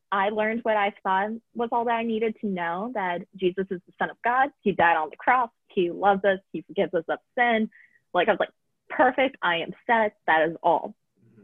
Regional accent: Reynoldsburg, Ohio, United States; I am from Reynoldsburg, Ohio, so just outside of Columbus a little bit

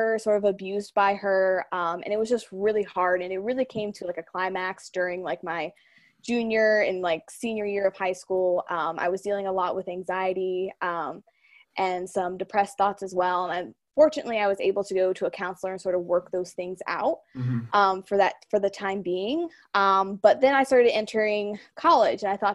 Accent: North Canton, Ohio, United States; I'm from North Canton, Ohio.

